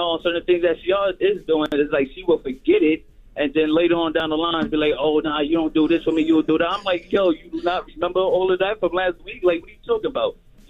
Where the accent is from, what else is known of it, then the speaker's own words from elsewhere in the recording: Bronx, New York, United States; I'm from the Bronx.